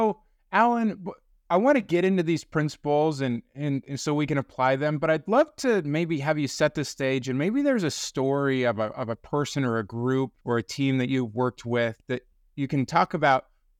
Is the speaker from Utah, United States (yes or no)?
yes; Utah, United States; I grew up in Utah, so I'm a Utah Jazz fan.